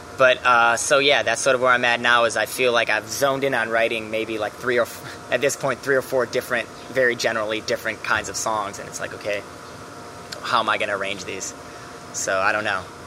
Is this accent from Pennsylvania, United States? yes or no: no; Milwaukee, Wisconsin, United States; moved away as an adult; also born or lived in Los Angeles; now in New York, United States; I'm from Milwaukee